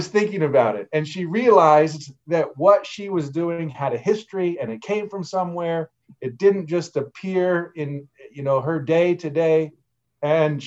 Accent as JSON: {"language": "English", "town": "Baltimore", "region": "Maryland", "country": "United States", "tie": "born or raised there", "moved": "yes", "said": "I grew up in Baltimore"}